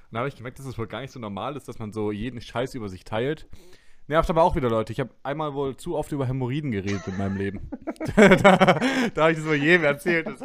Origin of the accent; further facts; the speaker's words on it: Günzburg, Bavaria, Germany; Meine Heimatstadt Günzburg und meine Studierendenstadt Ludorf